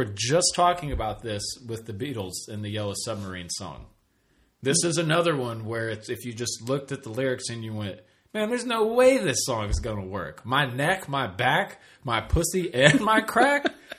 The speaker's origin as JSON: {"language": "English", "town": "Mesquite", "region": "Texas", "country": "United States", "tie": "born or raised there", "said": "I grew up in Mesquite."}